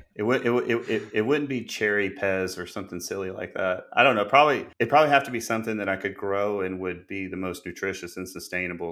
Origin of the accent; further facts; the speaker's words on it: Gwinnett, Georgia, United States; now in Watkinsville, United States; I felt like I grew up in Gwinnett Animal Clinic in Georgia